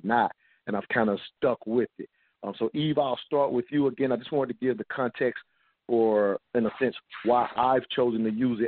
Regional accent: the South, United States; I grew up in the South

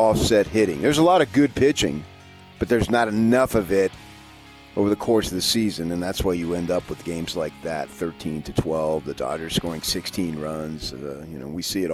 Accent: United States; we're not English. We're American

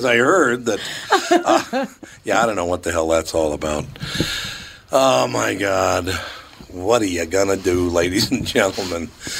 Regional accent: Minneapolis, Minnesota, United States; also born or lived in St. Paul; And it's kind of an interesting thing, growing up in Minneapolis and St. Paul, if you've been here.

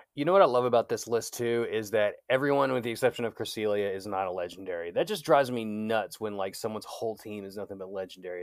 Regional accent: United States; I'm from America

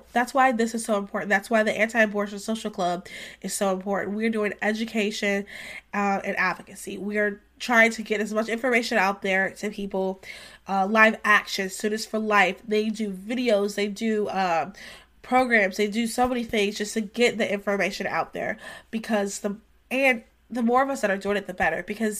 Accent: North Carolina, United States; we're going to be focusing a lot on North Carolina because we're both from North Carolina, Victoria and I.

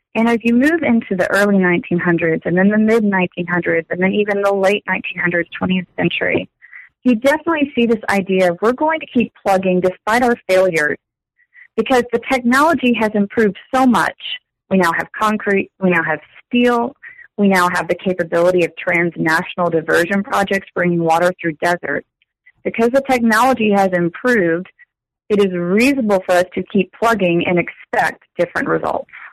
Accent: Texas, United States; I grew up in Texas

